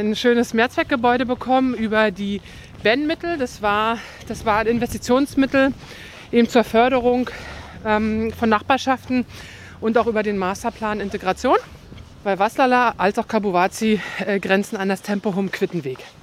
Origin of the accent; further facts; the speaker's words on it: northern Brandenburg, Germany; moved away; ich komme ja aus dem Norden von Brandenburg